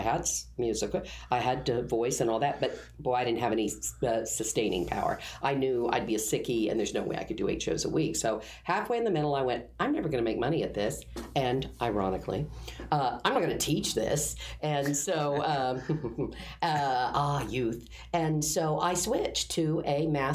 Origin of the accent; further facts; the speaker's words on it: Derby, Kansas, United States; moved away as an adult; also born or lived in Wichita, Kansas; I'm from Kansas, Wichita, grew up around there. I was a Derby child. I was in Derby, Kansas, which is a bedroom community outside of Wichita.